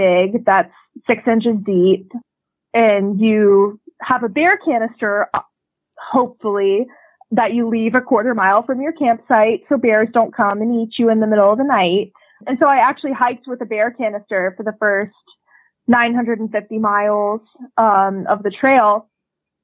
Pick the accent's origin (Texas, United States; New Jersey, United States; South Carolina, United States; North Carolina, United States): North Carolina, United States; Asheville; I live in Asheville, North Carolina, which is my hometown